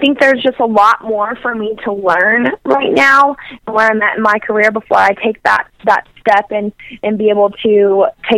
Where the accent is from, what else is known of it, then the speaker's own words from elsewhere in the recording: Cordova, Tennessee, United States; moved away; I grew up in Cordova